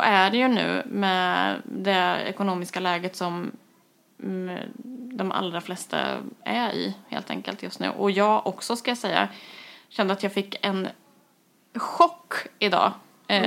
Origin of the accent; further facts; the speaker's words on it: Kristinehamn, Värmland, Sweden; moved away; när jag flyttade tillbaka till Kristinehamn Eh, som är min barndoms, eh, vad ska man säga, min hemstad.